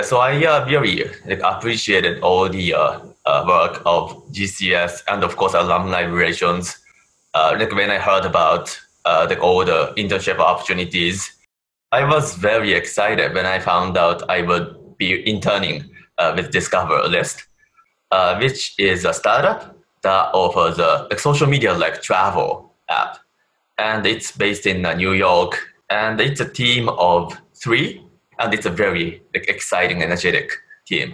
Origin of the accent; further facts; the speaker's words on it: Japan; English is a second language; moved away as an adult; now in United States; I'm from Japan